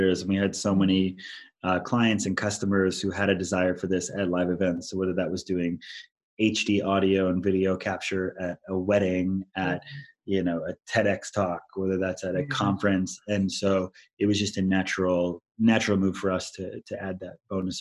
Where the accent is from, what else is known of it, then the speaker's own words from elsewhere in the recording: Maui, Hawaii, United States; I am from Hawaii